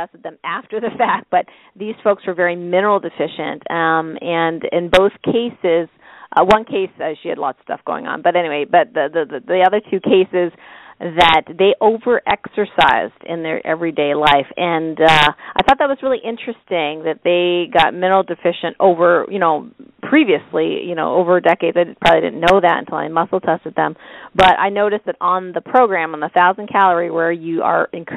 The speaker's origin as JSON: {"language": "English", "country": "Canada", "moved": "yes", "lives_now": "New York, United States", "said": "I'm Canadian that lives in New York"}